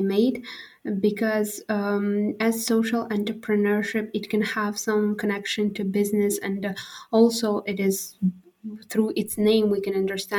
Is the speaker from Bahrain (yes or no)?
no; Khorog, Gorno-Badakhshan, Tajikistan; English is a second language; moved away as an adult; now in Bishkek, Kyrgyzstan; I'm from Tajikistan, living in Pamir in Khorog, and Pamir it's a little bit different from other regions that is located in Tajikistan. And actually, yeah, we as Pamirians